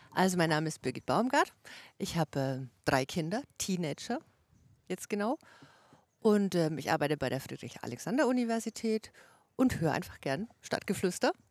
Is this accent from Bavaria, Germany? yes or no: yes; Kalchreuth, Bavaria, Germany; also born or lived in Dechsendorf; now in Erlangen, Germany; Ursprünglich aus Kaichreuth, aber zugezogen.